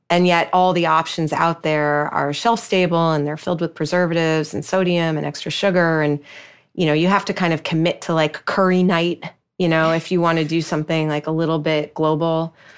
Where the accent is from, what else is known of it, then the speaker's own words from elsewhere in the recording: New York, United States; I'm a New Yorker